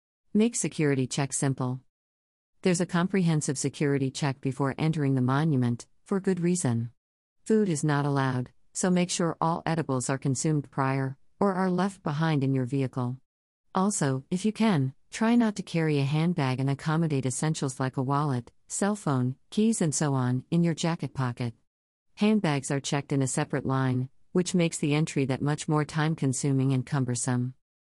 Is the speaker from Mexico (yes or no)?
no; India; also born or lived in Agra, India; Growing up in India, I had the opportunity of living in Agra for a few years.